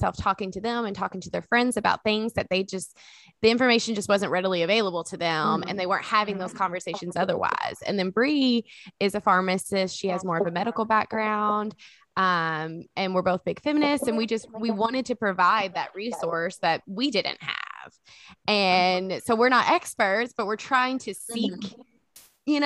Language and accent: English; Kentucky, United States; So we are from Kentucky. We grew up together, actually.